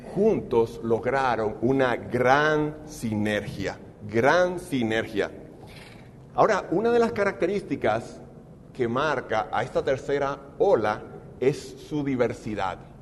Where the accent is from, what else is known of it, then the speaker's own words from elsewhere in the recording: Dominican Republic; en mi país, en República Dominicana